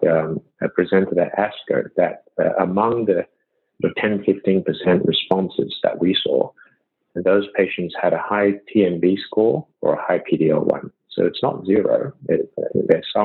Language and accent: English; Sydney, New South Wales, Australia; moved away as an adult; also born or lived in Shanghai, China; now in New York, United States; I come from Australia. I grew up in Sydney and did my medical school and primary school, high school, medical school, everything in Sydney